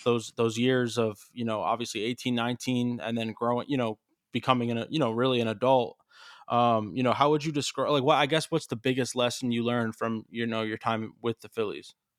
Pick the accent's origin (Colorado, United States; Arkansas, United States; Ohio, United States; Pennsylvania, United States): Pennsylvania, United States; Allentown; I'm from Allentown. I'm literally from, like, the Lehigh Valley